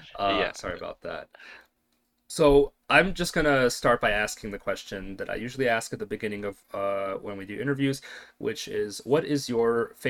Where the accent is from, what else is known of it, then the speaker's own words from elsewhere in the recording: United States; I grew up in America